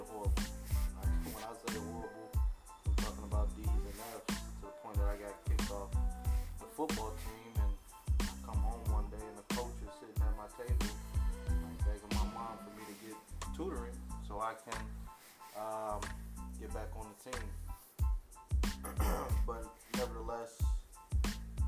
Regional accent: Elkhart, Indiana, United States; I'm from Elkhart, Indiana

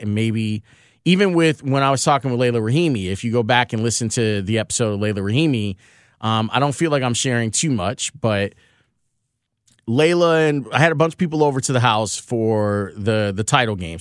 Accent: Chicago, Illinois, United States; we were in the Princeton Park homes, not the Loudon homes.

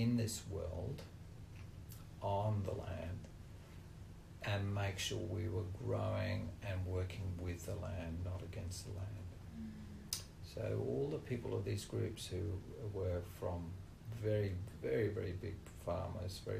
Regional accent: Australia; I was born in Australia on a farm with British parents

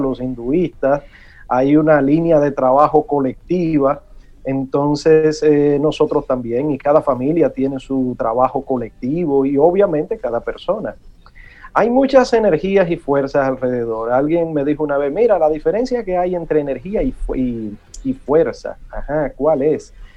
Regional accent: Santo Domingo, Distrito Nacional, Dominican Republic; el barrio donde me crié en Villa Consuelo

